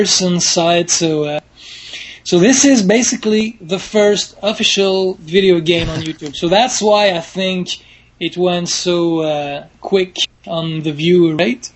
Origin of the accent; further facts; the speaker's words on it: Montreal, Quebec, Canada; I'm from Montreal, Quebec, Canada